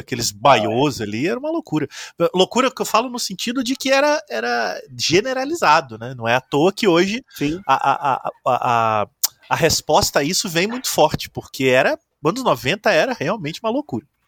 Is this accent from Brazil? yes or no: yes; interior of Minas Gerais, Brazil; eu sou do interior de Minas